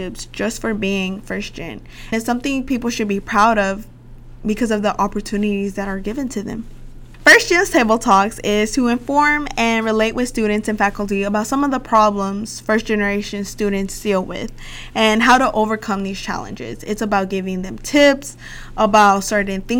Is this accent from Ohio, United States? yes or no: no; Little Rock, Arkansas, United States; I'm from Little Rock, Arkansas